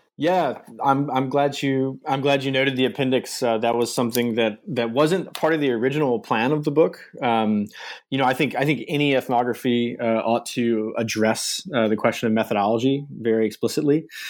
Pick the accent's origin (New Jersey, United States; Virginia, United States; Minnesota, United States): Virginia, United States; coastal; moved away as an adult; also born or lived in Michigan; I grew up in Virginia, uh, uh, in the U.S., uh, sort of coastal Virginia area, Chesapeake Bay